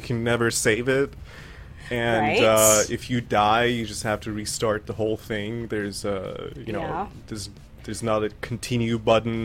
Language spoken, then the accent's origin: English; Iran; first language Farsi; English is a second language; moved away; I speak Farsi because I was born and raised in Persia. I'm Persian